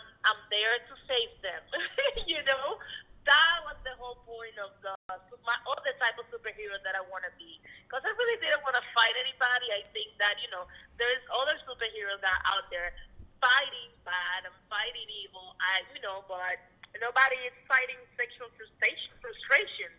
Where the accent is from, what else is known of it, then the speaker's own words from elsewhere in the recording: Cuba; now in United States; I was born in Cuba